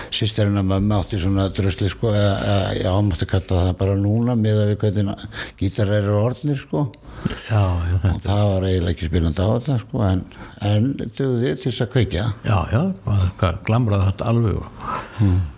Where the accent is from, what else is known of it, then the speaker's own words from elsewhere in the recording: Reykjavík, Capital Region, Iceland; now in Hafnarfjörður, Iceland; ég óst upp í Reykjavík og... Já. En svo flutti ég aftur í Hafnafyrði.